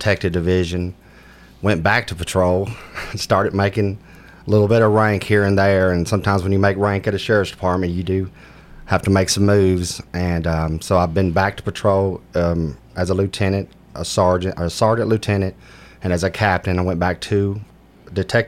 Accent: Antioch, Tennessee, United States; also born or lived in Warner Robins, Georgia; I grew up in Antioch, Tennessee

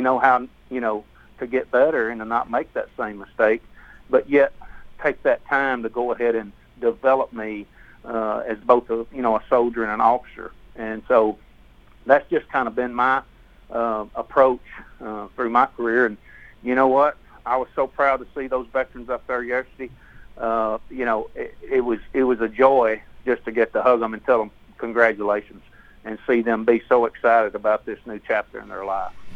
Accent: the South, United States; I'm from the South

